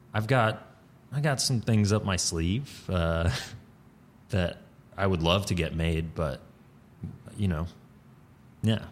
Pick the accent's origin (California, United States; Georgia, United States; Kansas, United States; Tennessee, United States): Georgia, United States; Atlanta; moved away as an adult; now in New York, United States; I grew up in Atlanta, like, in the city